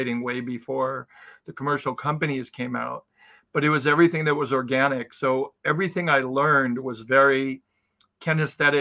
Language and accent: English; Palm Springs, California, United States; I was born in Southern California and raised in Palm Springs, single parent family